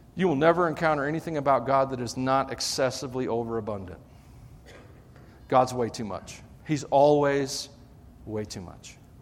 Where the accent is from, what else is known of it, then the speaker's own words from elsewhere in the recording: Tennessee, United States; accent: twangy; I'm from Tennessee